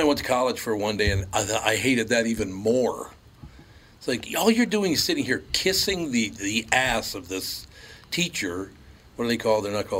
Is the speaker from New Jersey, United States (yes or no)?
no; Minneapolis, Minnesota, United States; I literally grew up growing up in North Minneapolis and you know, going to St. Joe's and St. Anne's, pretty sequestered in Catholic school.